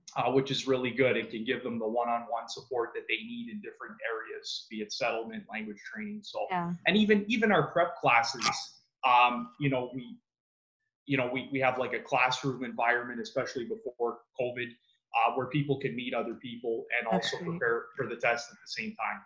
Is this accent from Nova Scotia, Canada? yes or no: no; Mississauga, Ontario, Canada; also born or lived in Toronto; I grew up in Mississauga. Um, that's where I was born and raised.